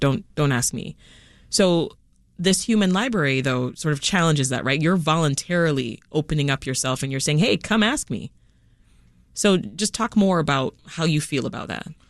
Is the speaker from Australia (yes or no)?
no; Toronto, Ontario, Canada; also born or lived in Jamaica; I spent the, the next part of my life growing up in Toronto, Canada. When we left Jamaica, that's where we went